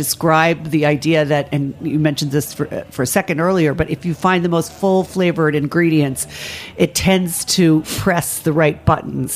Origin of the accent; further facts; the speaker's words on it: Ireland; as an Irish person